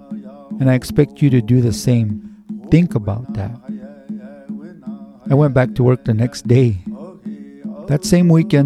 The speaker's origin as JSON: {"language": "English", "town": "Santa Ana Pueblo", "region": "New Mexico", "country": "United States", "tie": "born or raised there", "also_born_or_lived": "Denver", "said": "I was raised in the Pueblo of Santa Ana."}